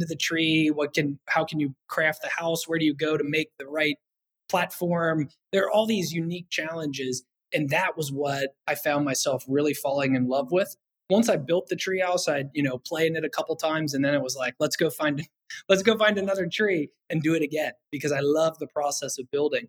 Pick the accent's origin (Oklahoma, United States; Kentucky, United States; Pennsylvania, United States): Kentucky, United States; I'm from Kentucky originally. I grew up on top of a big hill